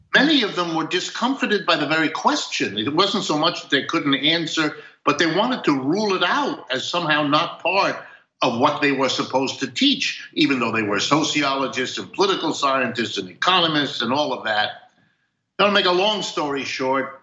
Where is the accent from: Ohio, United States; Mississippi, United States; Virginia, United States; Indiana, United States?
Ohio, United States; I was born in Ohio